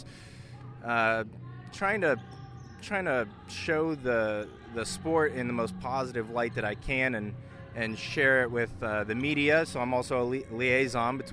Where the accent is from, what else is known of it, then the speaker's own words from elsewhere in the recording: McLean, Virginia, United States; moved away as an adult; also born or lived in Jacksonville, Florida; now in Lewisburg, United States; I'm from Northern Virginia, McLean, Virginia